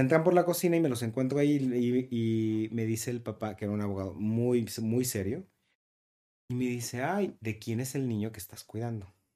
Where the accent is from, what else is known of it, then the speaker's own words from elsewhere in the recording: Guadalajara, Jalisco, Mexico; yo soy de Guadalajara